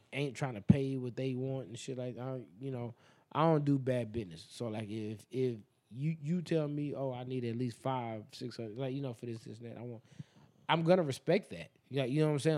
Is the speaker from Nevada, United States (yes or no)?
yes; Las Vegas, Nevada, United States; we are from Vegas